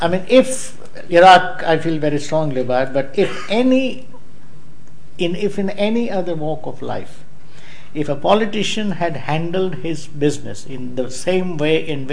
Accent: United Kingdom; I'm British, but at the same time, the Britishness is so capacious as to include the Scots, the Welsh, the Indians, the Hindus and Muslims and so on.

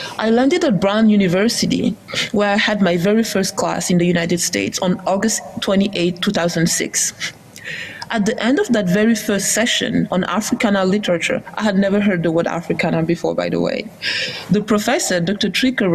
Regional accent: France; first language Wolof; English is a second language; Saint-Louis du Sénégal, our home before metropolitan France. My grandmother raised me, and I owe her my earliest understanding of my situation growing up in France as a seventh generation citizen

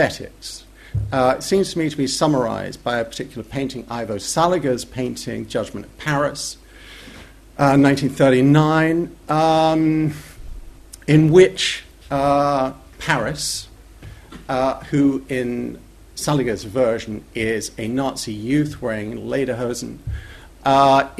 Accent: England, United Kingdom; accent: English; my indelible English accent would give me away as not really a native at all

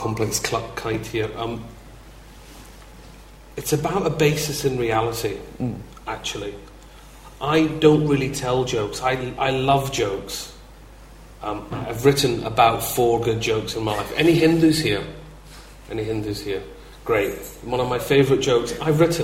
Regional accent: Glasgow, Scotland, United Kingdom; I'm a big lad and I'm from Glasgow

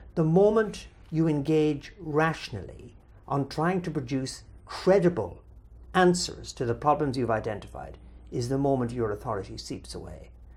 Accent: Ireland; immediately describe myself as Irish

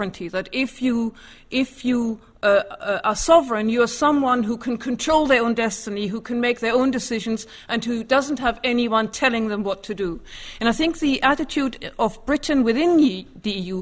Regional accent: Germany; moved away as an adult; now in United Kingdom; although I grew up in Germany, I have an English mother.

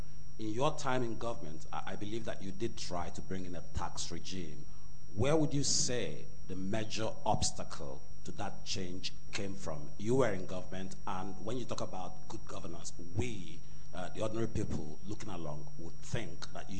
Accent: Nigeria; moved away; I'm a Nigerian

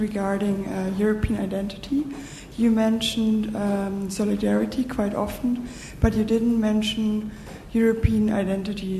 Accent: Germany; I'm from Germany and I'm studying in Germany and currently intern at the German embassy

